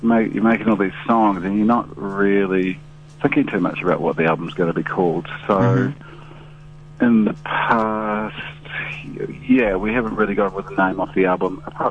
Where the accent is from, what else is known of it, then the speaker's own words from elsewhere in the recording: Auckland, New Zealand; also born or lived in Gisborne; I'm originally from Auckland